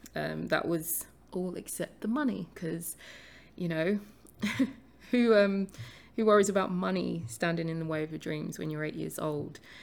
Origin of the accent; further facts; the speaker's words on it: London, United Kingdom; I was born and raised in London, although I did spend a few years living in a very small village about forty-five minutes outside of London from about the age of nine.